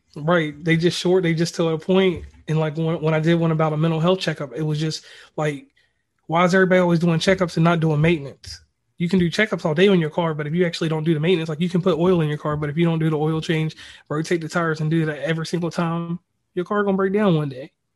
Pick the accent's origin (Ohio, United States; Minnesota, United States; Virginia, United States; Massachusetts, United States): Virginia, United States; Lynchburg; I'm originally from Virginia. I'm from the middle of Virginia, a little place called Lynchburg